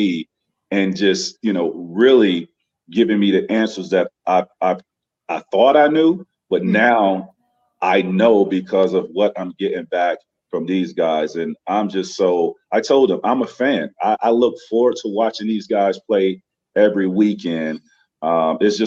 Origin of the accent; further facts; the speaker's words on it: Florida, United States; I grew up in Florida